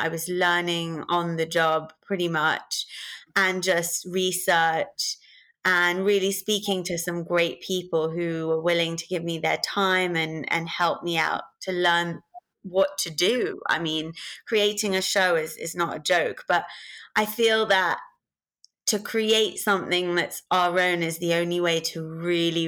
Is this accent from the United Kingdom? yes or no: yes; London, United Kingdom; I'm born and brought up in London in the UK